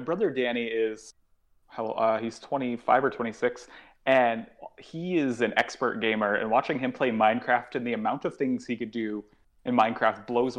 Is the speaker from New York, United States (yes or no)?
yes; New York, United States; because being a New Yorker, I'm never really home